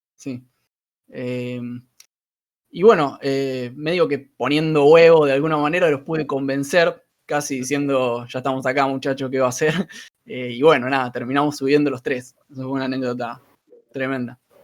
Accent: Argentina; Somos periodistas argentina

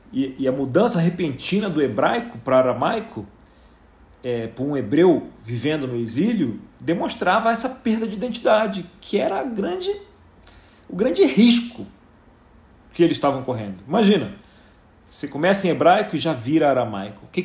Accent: Rio de Janeiro, Brazil; Eu não posso dizer isso, porque eu vim do Rio de Janeiro, eu considero que eu sou um exilado de guerra.

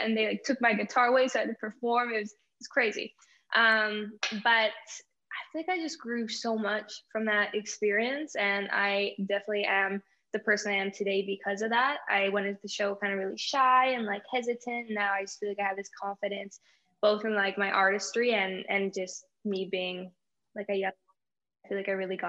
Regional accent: Winnipeg, Manitoba, Canada; now in Toronto, Canada; I'm 22 years old. I'm actually from Winnipeg, Manitoba, but I have been in Toronto for a little while now, kind of going back and forth.

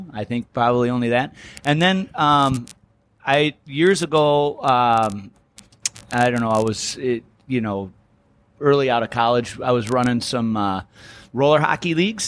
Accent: Madison, Wisconsin, United States; I grew up in Madison

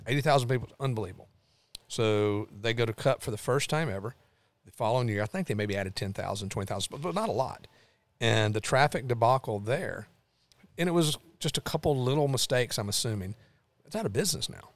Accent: Lawrenceburg, Tennessee, United States; also born or lived in Clarksville, Tennessee; now in Nashville, United States; I grew up in Lawrenceburg, but n, I've sort of been Nashville's been home base for thirty years

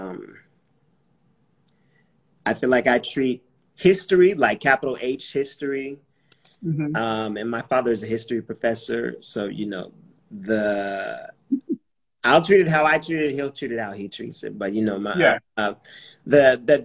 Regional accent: California, United States; growing up in California

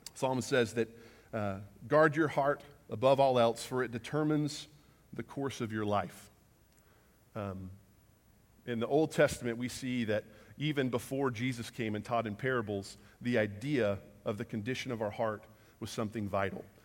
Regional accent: Huffman, Texas, United States; we grew up, uh, just outside of Houston, a little town called Huffman, Texas

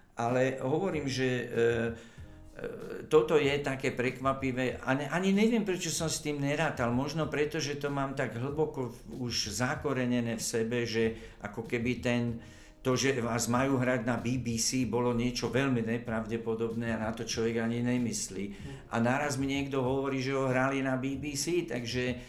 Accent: Slovakia; now in Prague, Czechia; ja som Slovák

